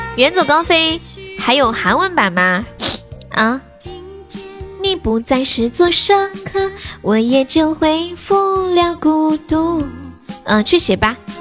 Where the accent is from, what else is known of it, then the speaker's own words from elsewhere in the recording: Sichuan, China; 我是四川人